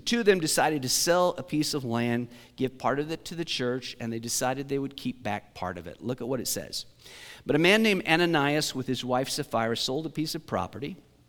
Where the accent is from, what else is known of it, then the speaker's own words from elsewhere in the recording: Great Bend, Kansas, United States; I mean, I grew up in Great Bend.